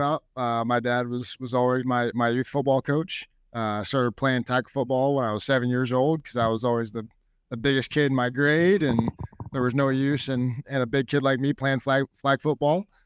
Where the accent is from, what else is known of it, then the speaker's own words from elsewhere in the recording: Bellevue, Nebraska, United States; I've loved growing up in Bellevue